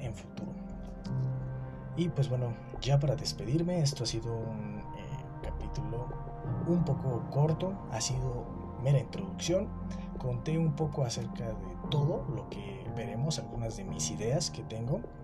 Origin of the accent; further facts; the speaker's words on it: Mexico; aquí en mi país, México